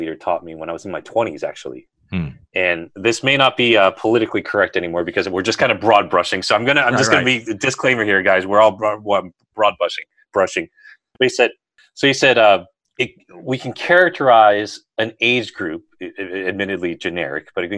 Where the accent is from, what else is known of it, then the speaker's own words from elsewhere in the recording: United States; also born or lived in Berkeley, California; now in Washington, D.C., United States; I grew up near New York